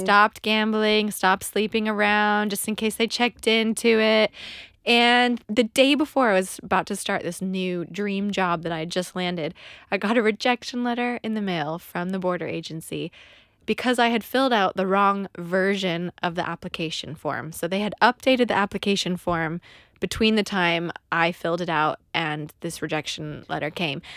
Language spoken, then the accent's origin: English; California, United States; moved away as an adult; now in London, United Kingdom; we immigrated to London. I'm from California